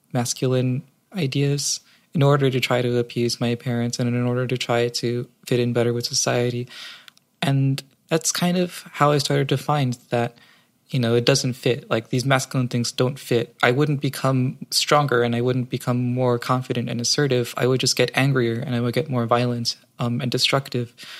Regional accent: New York City, New York, United States; Growing up in New York, New York City, it's fairly liberal.

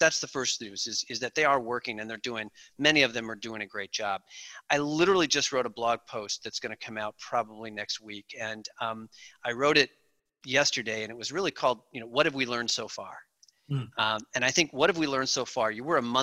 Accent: outside of Chicago, Illinois, United States; I grew up outside of Chicago

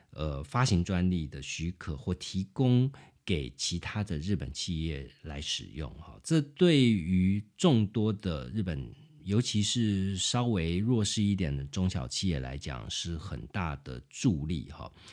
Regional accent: Taiwan; 我们台湾人

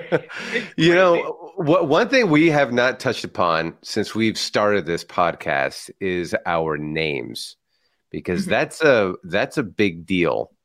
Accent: San Francisco, California, United States; first language Spanish; English is a second language; growing up in San Francisco

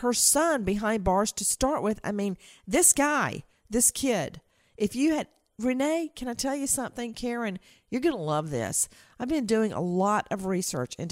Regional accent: Macon, Georgia, United States; my hometown of Macon, Georgia

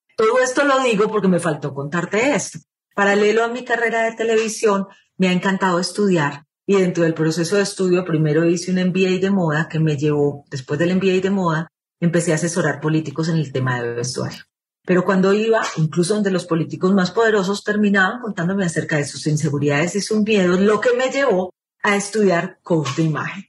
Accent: Lima, Peru; moved away as an adult; now in Colombia; yo nací en Lima, Perú. Mi papá era periodista, por eso nacimos en Perú, y era algo así como uno de los presentadores más íconos de la televisión en Perú. Me viví gran parte de mi vida, estudié el colegio, estudié la universidad en Lima

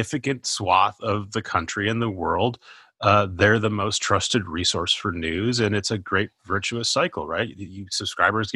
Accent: Minnesota, United States; I'm from Minnesota.

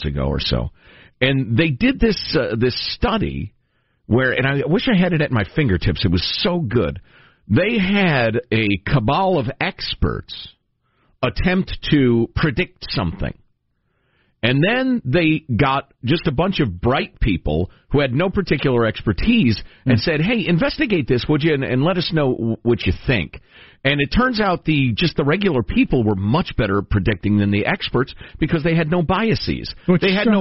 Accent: Italy; I was born in Italy myself.

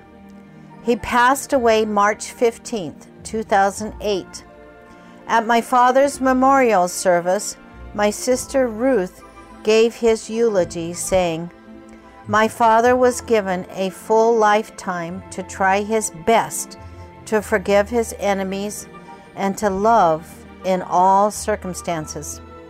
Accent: Kobe, Hyogo, Japan; I was born in Kobe, Japan, and always considered Japan my home. I like to tell people I was made in Japan.

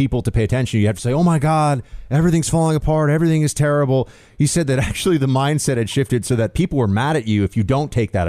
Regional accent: New York, United States; moved away as an adult; as a New Yorker

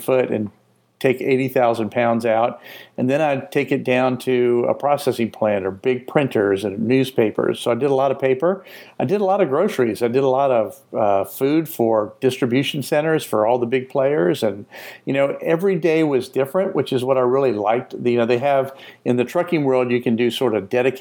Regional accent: New Orleans, Louisiana, United States; also born or lived in Asheville, North Carolina; now in Florida, United States; I'm from New Orleans. I'm from the South.

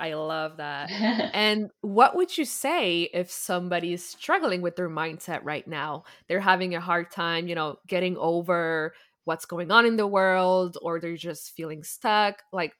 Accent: Quebec, Canada; I'm also from Quebec.

